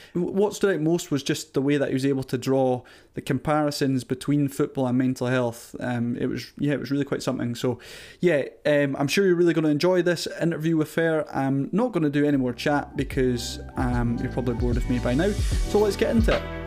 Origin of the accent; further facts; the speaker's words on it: Castletown, Scotland, United Kingdom; accent: Caithness; having grown up in this small neighbourhood of Castletown up in Caithness.